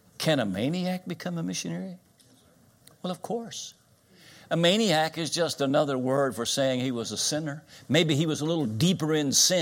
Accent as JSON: {"language": "English", "town": "Winchester", "region": "Kentucky", "country": "United States", "tie": "born or raised there", "said": "Winchester, Kentucky, my hometown"}